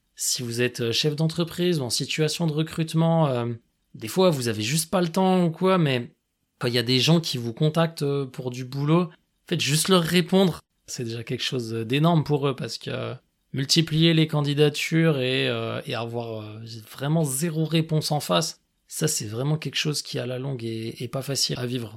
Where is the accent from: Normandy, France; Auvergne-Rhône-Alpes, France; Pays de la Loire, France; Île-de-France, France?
Auvergne-Rhône-Alpes, France; Grenoble; J'ai grandi à Grenoble.